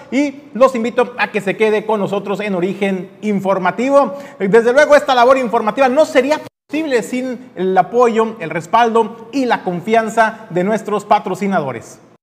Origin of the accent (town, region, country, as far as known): Mexico